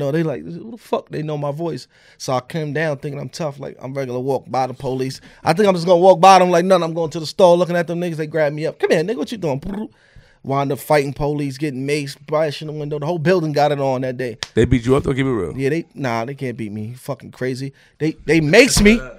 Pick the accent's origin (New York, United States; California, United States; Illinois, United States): New York, United States; Queens; I'm from Queens.